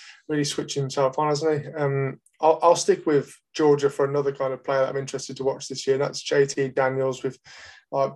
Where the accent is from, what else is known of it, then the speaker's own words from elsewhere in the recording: Birmingham, West Midlands, United Kingdom; I'm from Birmingham, not from Essex.